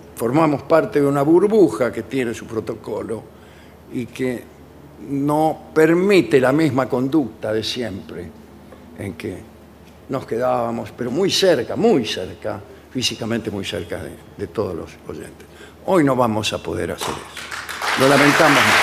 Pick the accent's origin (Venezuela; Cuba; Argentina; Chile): Argentina; Buenos Aires Province; casi todos nosotros somos hombres del Gran Buenos Aires. Procedemos del Gran Buenos Aires.